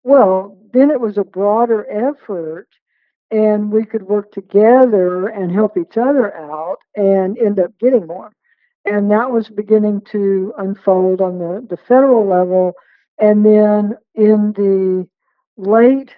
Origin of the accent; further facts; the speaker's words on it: West Texas, United States; growing up in West Texas